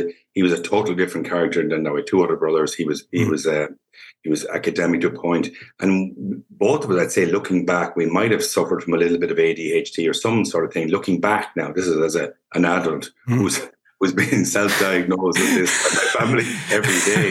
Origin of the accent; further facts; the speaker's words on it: Birr, County Offaly, Ireland; born and bred in Burr, and I'm still in Burr.